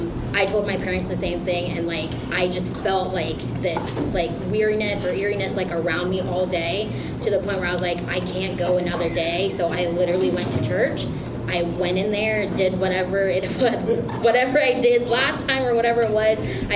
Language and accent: English; Philippines; I'm Filipino, so I have a big...